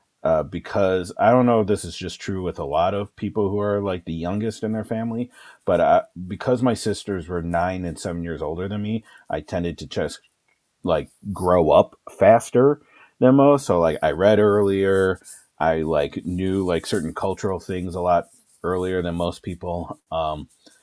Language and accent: English; Milwaukee, Wisconsin, United States; now in Madison, United States; I was born in Milwaukee in 1982